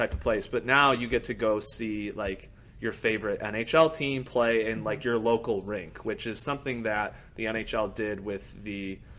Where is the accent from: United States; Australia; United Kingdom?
United States; Troy, Michigan; Well, I'm from Troy.